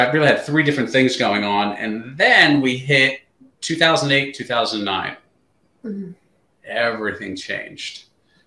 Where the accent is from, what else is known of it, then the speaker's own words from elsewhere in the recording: New York City, New York, United States; moved away as an adult; now in Southern New Jersey, United States; Grew up in the New York City area